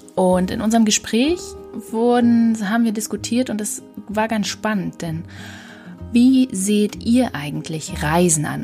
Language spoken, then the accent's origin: German; Uckermark, Brandenburg, Germany; moved away; Uckermark ist ja meine alte Heimat äh, als Uckermärker Perle